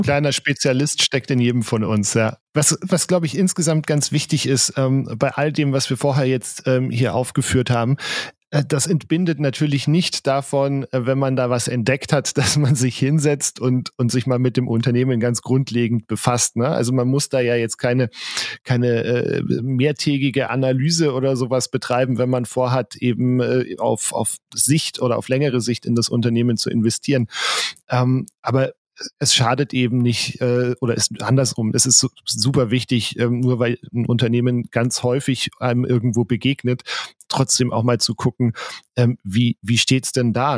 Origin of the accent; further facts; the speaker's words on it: Bavaria, Germany; bei uns in Bayern